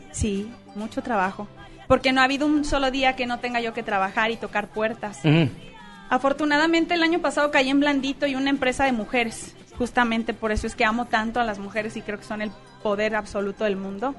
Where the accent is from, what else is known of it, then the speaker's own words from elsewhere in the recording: Hermosillo, Sonora, Mexico; yo nací en Hermosillo, Sonora